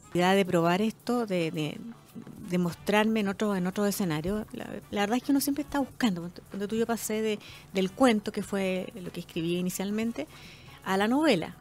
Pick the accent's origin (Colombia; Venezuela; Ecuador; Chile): Chile; nuestra forma de vivir como chilenos